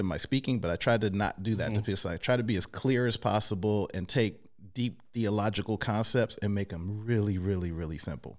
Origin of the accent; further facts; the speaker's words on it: Oakland, California, United States; I am from Oakland.